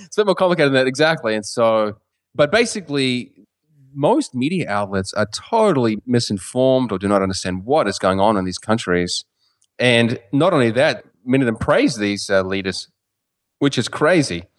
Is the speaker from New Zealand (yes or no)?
yes; New Zealand; first language English; moved away as an adult; now in United States; as a New Zealander